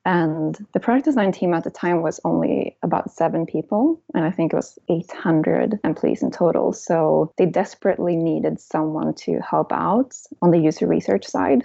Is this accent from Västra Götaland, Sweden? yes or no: yes; small town outside Gothenburg, Västra Götaland, Sweden; English is a second language; moved away; also born or lived in Germany; I'm from Sweden, as you can probably tell, from a very small town in the countryside outside of Gothenburg on the west coast in Sweden.